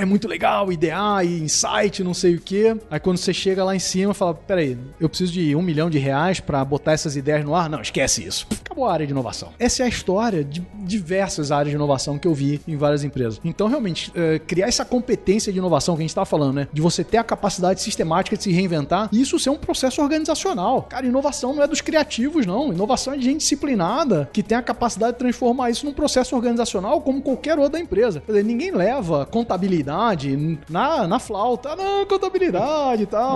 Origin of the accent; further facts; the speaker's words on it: Rio de Janeiro, Brazil; Sou do Rio, eu falo totó